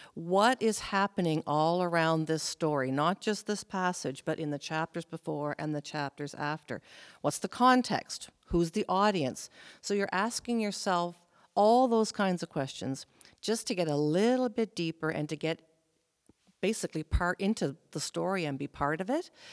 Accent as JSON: {"language": "English", "region": "Prince Edward Island", "country": "Canada", "tie": "born or raised there", "also_born_or_lived": "New Brunswick / Alberta / British Columbia", "moved": "as an adult", "said": "I was born in New Brunswick. We moved to Prince Edward Island when I was 10."}